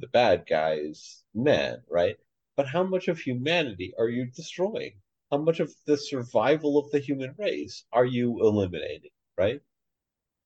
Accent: United States; as an American

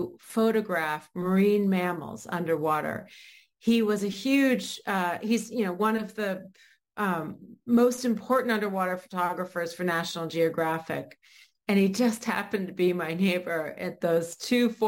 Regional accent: Maine, United States; I grew up in Maine.

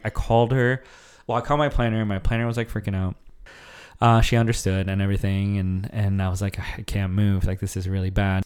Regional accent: Arizona, United States; moved away as an adult; now in Dallas, United States; I grew up in Arizona for a long time

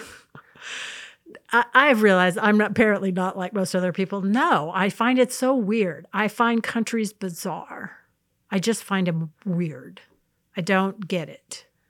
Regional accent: United States; born, um, about eighty miles north of an artificial line, and so I'm an American

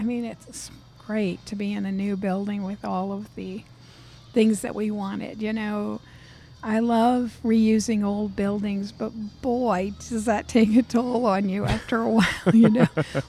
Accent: New England, United States; It was like opening one of the seafood shacks that I grew up with in New England.

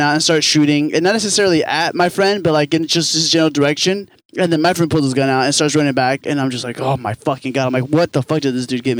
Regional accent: Missouri, United States; also born or lived in Kansas City, Missouri; I grew up in Missouri.

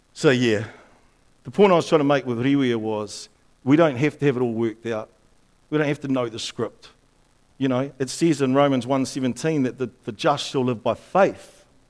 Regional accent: Upper Hutt, Wellington, New Zealand; when I grew up in Upper Hutt

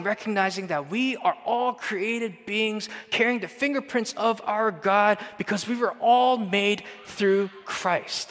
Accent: Canada; we're from Canada

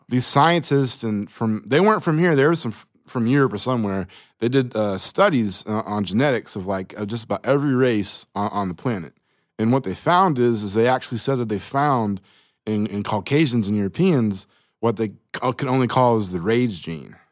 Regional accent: Choctaw, Oklahoma, United States; I grew up in Choctaw

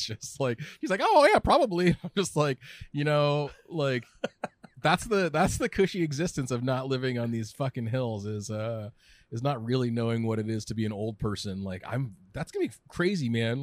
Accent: Southern California, United States; also born or lived in Orange County / Berkeley; now in San Francisco, United States; I'm a lifelong Californian. I grew up in Southern California.

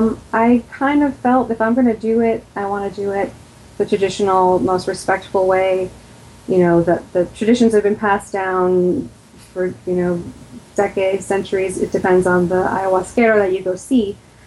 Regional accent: New York, United States; now in Florida, United States; I'm originally from New York in the U.S. and moved around a lot. I'm in Florida right now. I'm 42.

